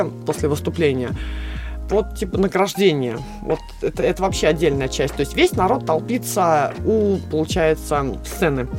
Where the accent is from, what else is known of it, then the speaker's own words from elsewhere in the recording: Russia; Я единственный участник из России.